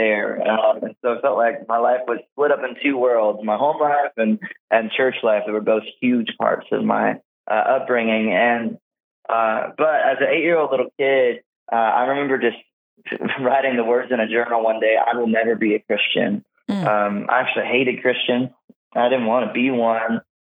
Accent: South Georgia, United States; I grew up in South Georgia with all the rednecks down there.

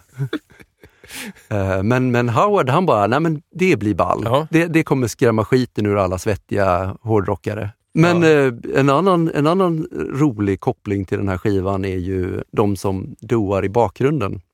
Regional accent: Romelanda, Västra Götaland, Sweden; now in Stockholm, Sweden; utanför Göteborg, utanför Kungälv, i en pytteliten ort som heter Romelanda

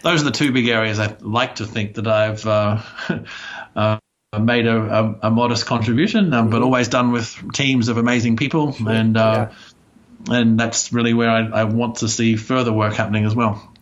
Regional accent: Australia; moved away as an adult; also born or lived in United States; I grew up in Australia

